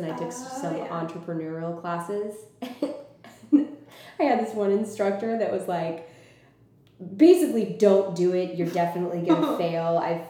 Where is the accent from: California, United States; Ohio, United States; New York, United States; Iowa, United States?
California, United States; Los Angeles; now in San Diego, United States; I'm from Southern California.